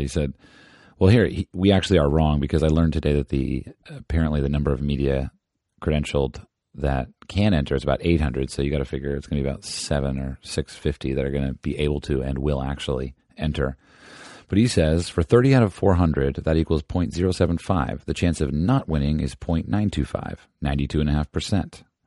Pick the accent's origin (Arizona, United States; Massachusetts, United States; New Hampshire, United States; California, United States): California, United States; Southern; I'm from the SoCal